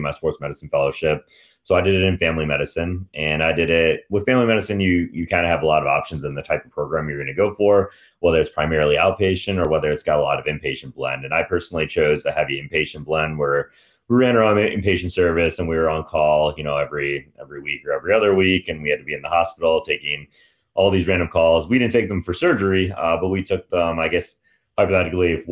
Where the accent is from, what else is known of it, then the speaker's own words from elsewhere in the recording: Michigan, United States; I'm from Michigan